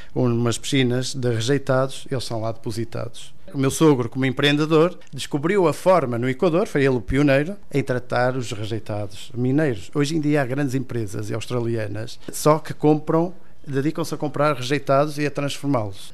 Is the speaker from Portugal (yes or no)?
yes; Portugal; now in Ecuador; como português